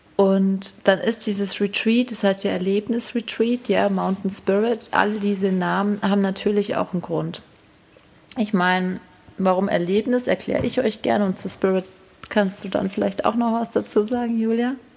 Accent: Hinterstein, Bavaria, Germany; es ist einfach auch meine Heimat

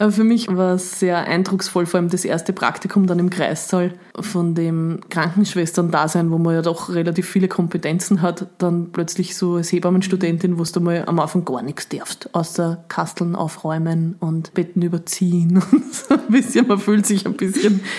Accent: Upper Austria, Austria; now in Vienna, Austria; ich bin ja dann von Oberösterreich nach Wien gezogen quasi

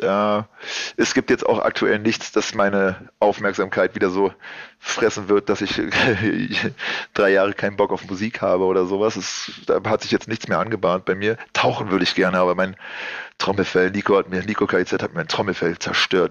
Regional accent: Berlin, Germany; ich bin Kreuzberger aus Berlin

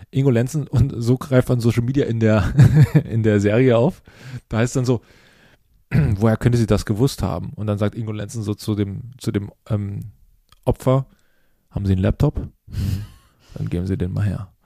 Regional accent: Lusatia, Saxony, Germany; born or raised there

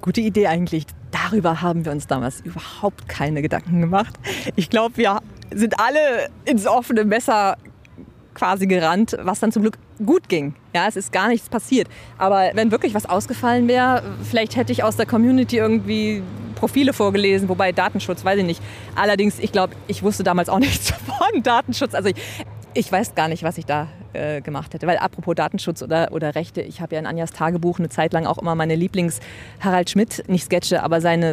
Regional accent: Lower Saxony, Germany; moved away; also born or lived in Hamburg / Trier / Berlin; Ich komme äh, gebürtig aus Niedersachsen so zwischen Hildesheim und Göttingen aus dem Leinetal und da bin ich geboren und aufgewachsen

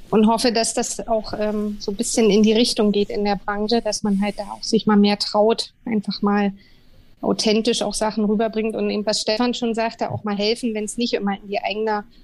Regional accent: Berlin, Germany; Da sind wir Berliner ja schon wieder völlig äh, am Werkeln

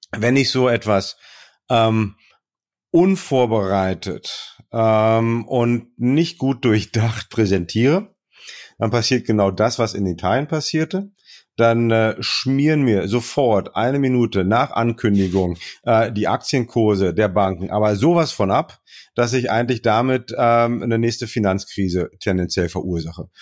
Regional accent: Germany; bei uns in Deutschland

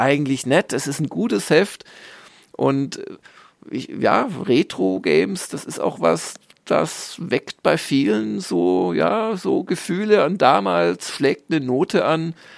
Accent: Southern Germany, Germany; als Süddeutscher

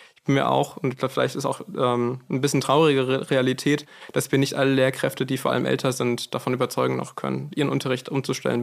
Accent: Frankfurt, Hesse, Germany; bei uns in Frankfurt

